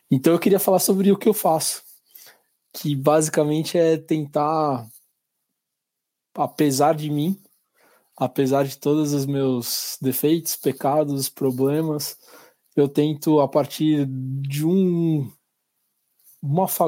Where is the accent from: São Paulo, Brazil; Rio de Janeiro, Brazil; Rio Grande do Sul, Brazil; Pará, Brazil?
São Paulo, Brazil; que a gente, como paulista, brasileiro, precisam ter.